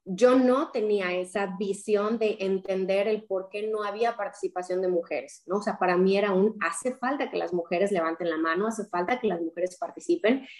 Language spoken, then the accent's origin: Spanish; Querétaro, Mexico; moved away as an adult; Soy originaria del estado de Querétaro